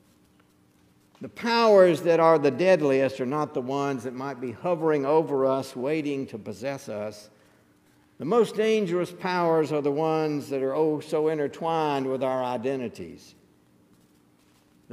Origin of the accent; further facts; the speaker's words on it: Mississippi River Delta in Arkansas, United States; when I was growing up in the Mississippi River Delta in Arkansas